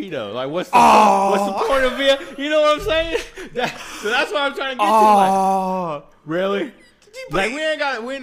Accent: Houston, Texas, United States; we're both from Houston

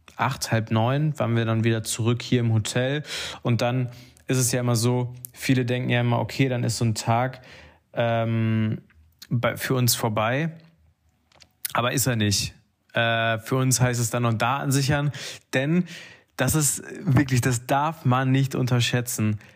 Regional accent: North Rhine-Westphalia, Germany; Ich als Ostwestfale

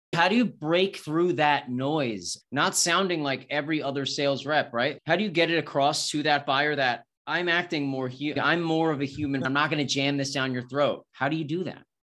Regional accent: New York, United States; moved away as an adult; now in Austin, United States; I'm originally from New York. I, I live in Austin now

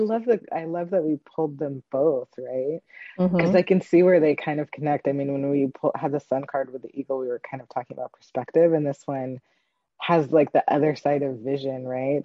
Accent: Pacific Northwest, United States; I grew up in the Pacific Northwest

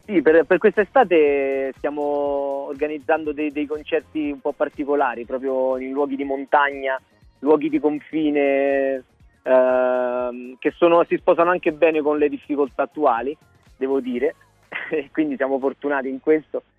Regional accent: Bellegra, Lazio, Italy; sono di un paesino vicino Roma

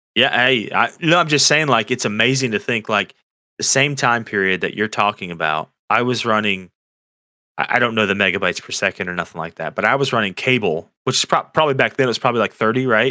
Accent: Florida, United States; I grew up in in Florida

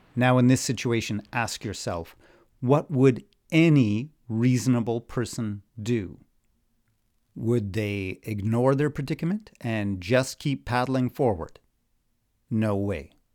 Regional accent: Newmarket, Ontario, Canada; my hometown of new market

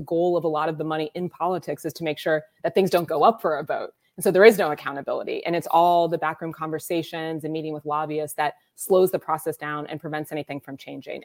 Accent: Columbus, Ohio, United States; So I am originally from Columbus, Ohio, which is where I am now. I was born at the Ohio State University Hospital

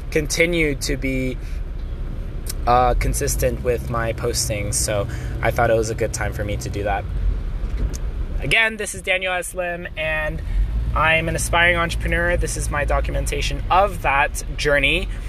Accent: China; I grew up in China, but I'm a US citizen and I'm Korean. And it makes it hard for me to say where I'm from.

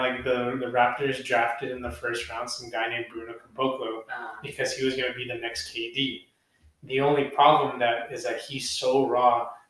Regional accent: Philippines; As Filipino people, we can't.

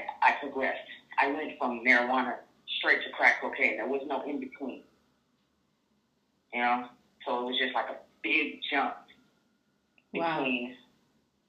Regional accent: Inglewood, California, United States; also born or lived in Long Beach, California; I'm from Long Beach, California. Been here all my life. I'm 36 years old. I was actually grew up in Inglewood.

